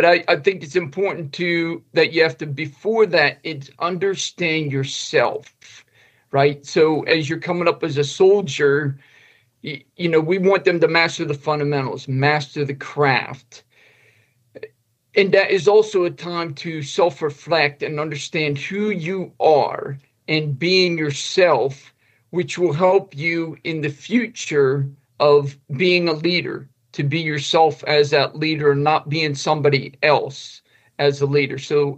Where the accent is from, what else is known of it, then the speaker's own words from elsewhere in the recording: Indiana, Pennsylvania, United States; moved away as an adult; I grew up in Indiana, Pennsylvania, small county in Pennsylvania, probably about 2 hours west of Pittsburgh, Pennsylvania